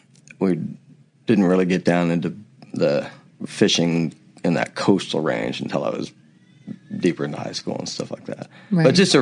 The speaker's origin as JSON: {"language": "English", "town": "Newberg", "region": "Oregon", "country": "United States", "tie": "born or raised there", "also_born_or_lived": "Arizona / Jackson, Wyoming / Boulder, Colorado", "moved": "as an adult", "said": "I was born in Newburgh, Oregon, which is the Willamette Valley, and it's wine country. It wasn't really wine country at the time. There was one or two vineyards out there, but now it's really kind of a destination place"}